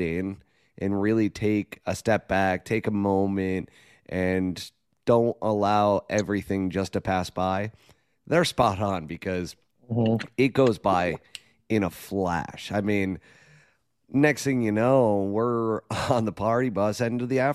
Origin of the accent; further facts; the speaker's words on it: New York, United States; moved away; I'm from New York